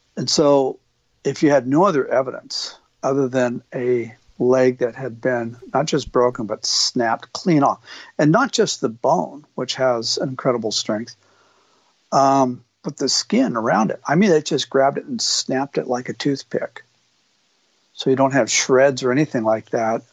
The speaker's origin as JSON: {"language": "English", "region": "Oregon", "country": "United States", "tie": "born or raised there", "said": "an elk hunter here in Oregon, my home state"}